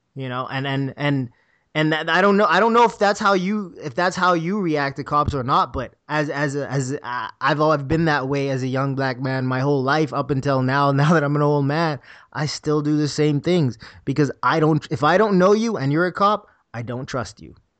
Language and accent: English; Bahamas; moved away; I'm a kid from the Bahamas.